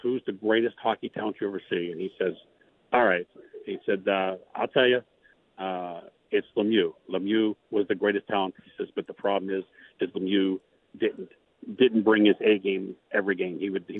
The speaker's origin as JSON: {"language": "English", "town": "Pittsburgh", "region": "Pennsylvania", "country": "United States", "tie": "born or raised there", "said": "I grew up in Pittsburgh"}